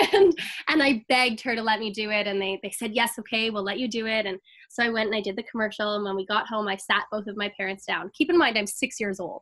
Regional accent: Toronto, Ontario, Canada; I'm from Toronto, Ontario, Canada

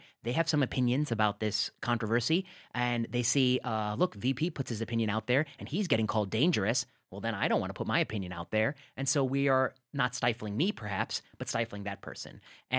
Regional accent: Midwest, United States; As a nerdy Indian kid growing up in the Midwest, I had never been perceived as dangerous.

